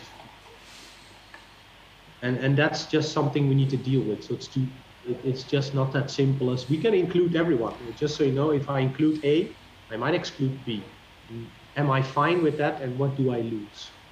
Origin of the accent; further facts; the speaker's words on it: Netherlands; I'm from the Netherlands